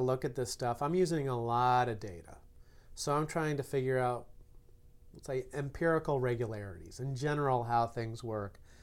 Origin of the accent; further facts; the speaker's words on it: Chicago, Illinois, United States; grew up in Chicago